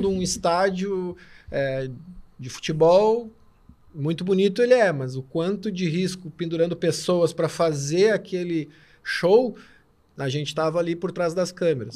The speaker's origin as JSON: {"language": "Portuguese", "town": "Torres", "region": "Rio Grande do Sul", "country": "Brazil", "said": "Eu venho de Torres, trabalho com turismo de aventura"}